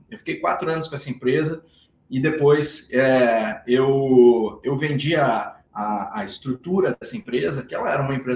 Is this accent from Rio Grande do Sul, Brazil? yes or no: yes; Rio Grande do Sul, Brazil; now in Florianópolis, Brazil; eu sou gaúcho